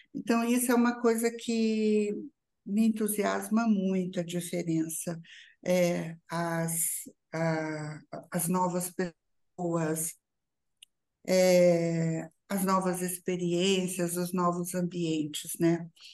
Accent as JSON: {"language": "Portuguese", "town": "São João da Boa Vista", "region": "São Paulo", "country": "Brazil", "tie": "born or raised there", "moved": "yes", "said": "da cidade onde eu nasci e que voltei, que é São João da Boa Vista"}